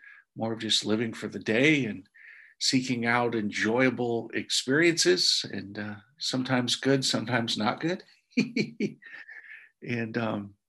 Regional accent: Indiana, United States; growing up in Indiana in a Catholic home

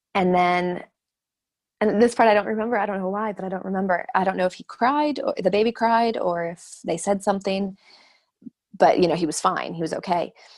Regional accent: Arizona, United States; moved away as an adult; also born or lived in London, United Kingdom / Dubai, United Arab Emirates; I'm from Arizona

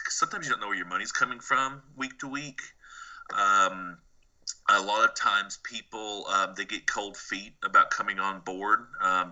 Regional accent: the South, United States; also born or lived in Philadelphia

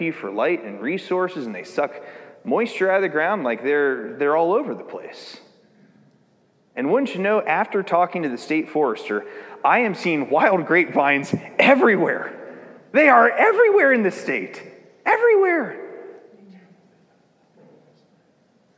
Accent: United States

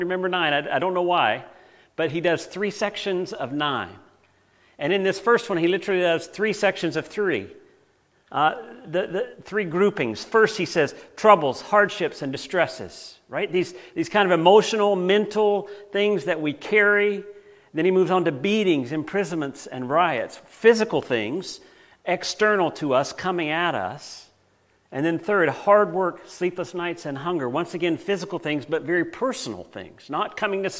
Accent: United States; Now, I grew up in the United States

